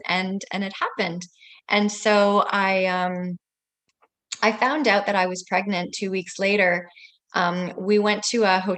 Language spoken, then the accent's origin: English; Italy; born there; also born or lived in Vancouver, Canada; So I was born in Italy, and then we lived in Vancouver, and then we went back to Italy, and we just traveled all the time.